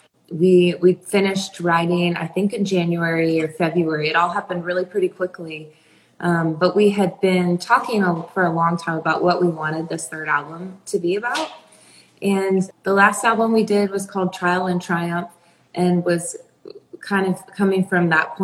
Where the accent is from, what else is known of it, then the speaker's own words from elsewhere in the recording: Peoria, Illinois, United States; now in Nashville, United States; I'm from Illinois. I'm from Peoria